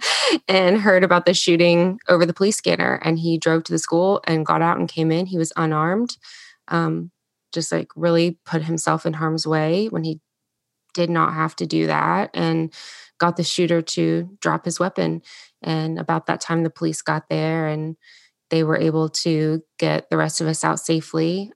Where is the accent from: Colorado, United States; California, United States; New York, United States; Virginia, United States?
Virginia, United States; Salem; moved away as an adult; now in Charleston, United States; I grew up, um, actually in Southwest Virginia, um, in a town called Salem. It's right outside of Roanoke